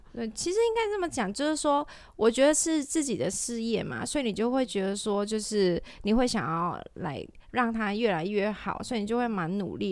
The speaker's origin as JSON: {"language": "Chinese", "country": "Malaysia", "tie": "born or raised there", "moved": "as an adult", "lives_now": "Taiwan", "said": "因为我是马来西亚人"}